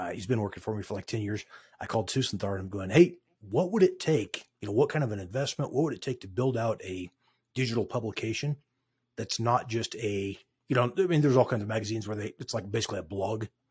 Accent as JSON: {"language": "English", "town": "Craig", "region": "Colorado", "country": "United States", "tie": "born or raised there", "also_born_or_lived": "Westminster, Colorado", "lives_now": "Grand Junction, United States", "said": "grew up in Craig, Colorado"}